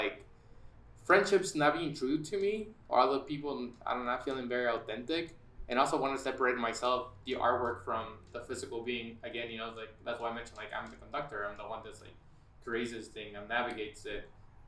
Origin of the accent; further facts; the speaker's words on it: San Diego, California, United States; also born or lived in Bay Area; I grew up in San Diego, my first like almost like 20 years, moved to the Bay Area when I was like in my early 20s, did a year over there, came back to San Diego